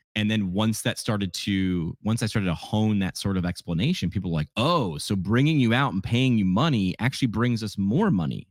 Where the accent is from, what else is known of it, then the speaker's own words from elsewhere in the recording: New York, United States; moved away as an adult; also born or lived in Northeast Pennsylvania; I grew up in New York.